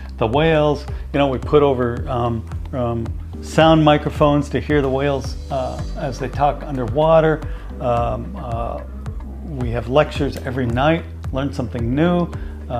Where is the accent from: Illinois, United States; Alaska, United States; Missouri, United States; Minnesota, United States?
Alaska, United States; I spent a lot of time as a youth. I was born in Alaska. Traveling and on small ships and working in the fishing industry in southeastern Alaska